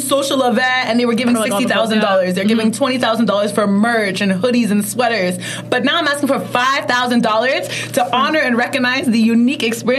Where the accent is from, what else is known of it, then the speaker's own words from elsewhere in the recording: Ghana; I know about kente stoles, like being Ghanaian.